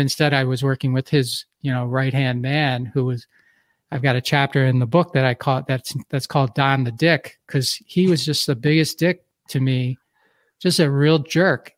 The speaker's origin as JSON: {"language": "English", "town": "Philadelphia", "region": "Pennsylvania", "country": "United States", "tie": "born or raised there", "also_born_or_lived": "Detroit / New Jersey / Milwaukee, Wisconsin", "moved": "as an adult", "said": "I grew up in Philadelphia, so I moved to Detroit"}